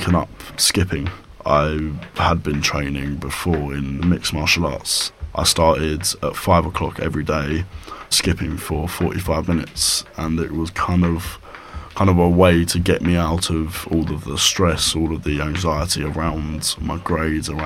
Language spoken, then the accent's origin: English; Brighton, South East England, United Kingdom; I'm 18 years old and I'm from Brighton.